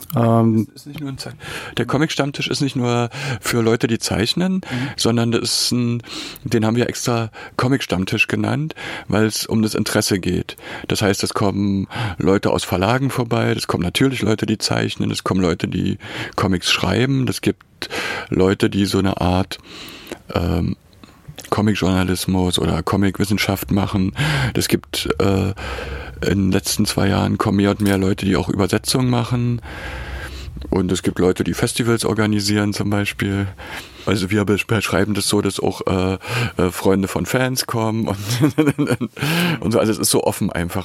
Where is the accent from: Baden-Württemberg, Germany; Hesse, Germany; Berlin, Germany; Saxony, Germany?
Berlin, Germany; born or raised there; moved away as an adult; also born or lived in Weimar / Dessau